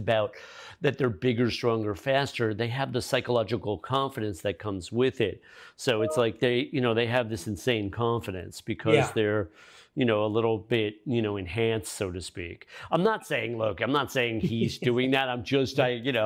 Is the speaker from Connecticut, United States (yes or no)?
yes; Connecticut, United States; I grew up in Connecticut